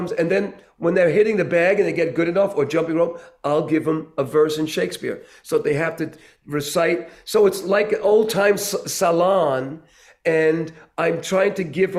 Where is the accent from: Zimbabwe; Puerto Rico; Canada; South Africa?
Puerto Rico; being Puerto Rican